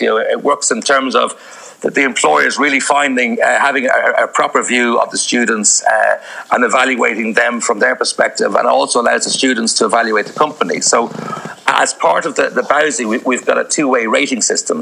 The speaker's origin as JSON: {"language": "English", "town": "Dublin", "region": "Leinster", "country": "Ireland", "also_born_or_lived": "Amsterdam / Indonesia / Iran", "moved": "as an adult", "lives_now": "Croatia", "said": "I'm originally from Dublin and I studied in uh, uh, UCD there"}